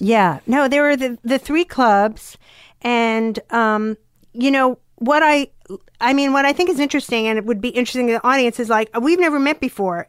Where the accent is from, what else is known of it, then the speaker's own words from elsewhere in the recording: Long Island, New York, United States; I was from Long Island